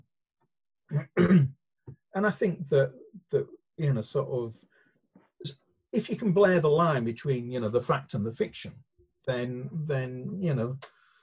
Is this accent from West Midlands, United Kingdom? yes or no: no; Hull, Yorkshire and the Humber, United Kingdom; moved away; I come from Hull, which is only, you know, sort of like 30 minutes down the road kind of thing